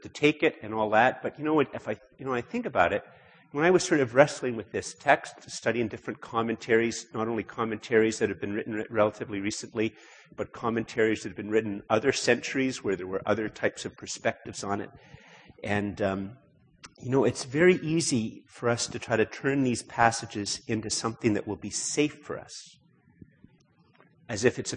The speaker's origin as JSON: {"language": "English", "country": "Canada", "said": "I'm Canadian"}